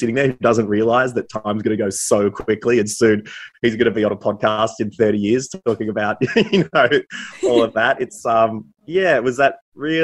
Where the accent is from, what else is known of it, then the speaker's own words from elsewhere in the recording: Warrnambool, Victoria, Australia; moved away; I was back in my hometown of Warrnambool a fair bit.